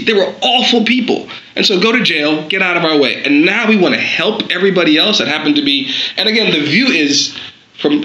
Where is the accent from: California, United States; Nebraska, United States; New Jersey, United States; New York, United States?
New York, United States; New York City; I grew up in Brooklyn, New York